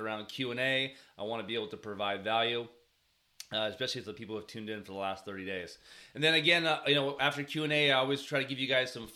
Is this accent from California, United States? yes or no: yes; Bay Area, California, United States; I grew up in the Bay Area